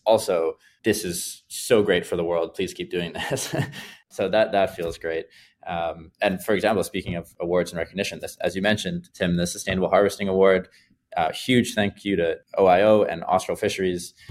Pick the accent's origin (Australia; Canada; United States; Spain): Canada; Vancouver, British Columbia; Vancouver, uh, my hometown